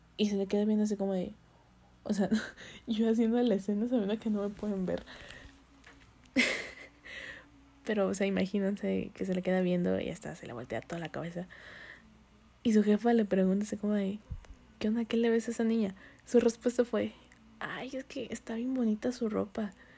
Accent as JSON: {"language": "Spanish", "region": "northern Mexico", "country": "Mexico", "accent": "medio norteño", "said": "se me sale el acento medio norteño"}